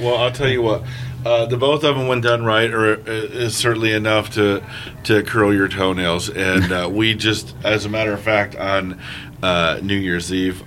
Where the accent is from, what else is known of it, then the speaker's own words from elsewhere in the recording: East Coast, United States; I'm a Yank. I come up back east